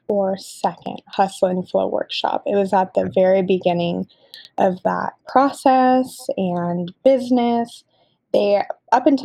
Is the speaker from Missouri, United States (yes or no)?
yes; Kansas City, Missouri, United States; moved away as an adult; also born or lived in Norway / New York; my hometown of Kansas City